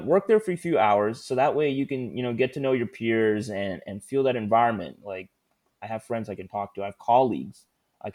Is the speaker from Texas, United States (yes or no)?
yes; Houston, Texas, United States; also born or lived in Austin; I'm originally from Houston